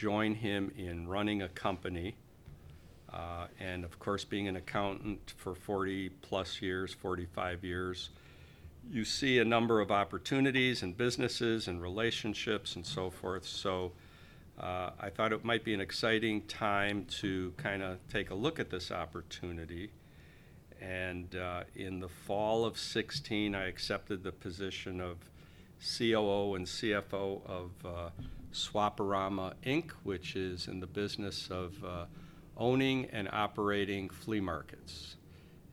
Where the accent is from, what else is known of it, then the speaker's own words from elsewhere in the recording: Chicago, Illinois, United States; I was born and raised in Chicago, and it's my hometown